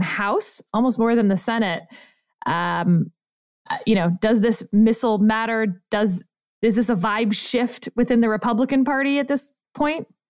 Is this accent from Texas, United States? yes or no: yes; Richmond, Texas, United States; also born or lived in Houston, Texas; I grew up in Fort Bend County, sir, in Richmond, Texas, with two thousand people.